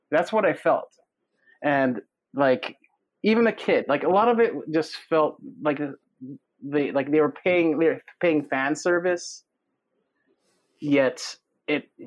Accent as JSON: {"language": "English", "country": "Philippines", "said": "I'm from the Philippines. I'm from the Philippines."}